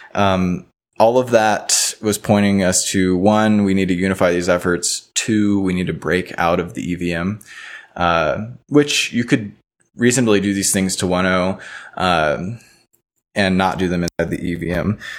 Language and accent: English; Baton Rouge, Louisiana, United States; moved away as an adult; also born or lived in New Orleans, Louisiana; now in Boulder, United States; I'm from Baton Rouge, Louisiana. I've actually, until, like, a week ago, resided in New Orleans. I'm out in Boulder now.